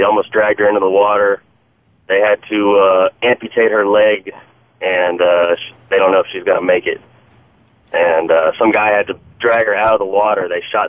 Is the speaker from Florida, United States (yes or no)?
yes; Florida, United States; I'm from Florida.